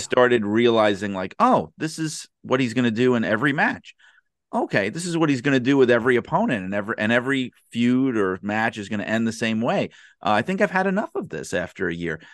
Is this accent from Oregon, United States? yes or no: no; New York City, New York, United States; my mother had this big, rowdy, crazy Brooklyn, New York, Italian family that essentially raised me